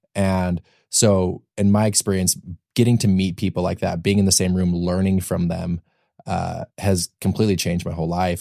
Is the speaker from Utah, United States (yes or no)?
yes; Utah, United States; moved away as an adult; also born or lived in Austin, Texas; now in Los Angeles, United States; I grew up in Utah